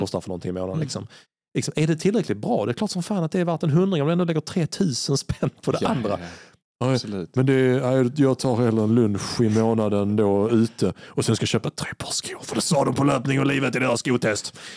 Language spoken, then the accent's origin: Swedish; Sweden; jag kommer från Sverige